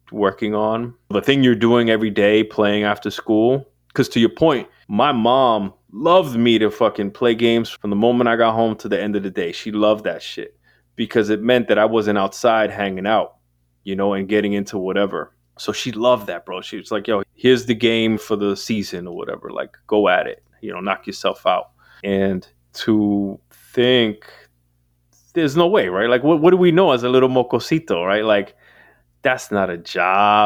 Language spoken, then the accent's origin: English; New York City, New York, United States; moved away; also born or lived in West Coast; New York City is like stomping grounds, born and raised, and then somehow found my way to the West Coast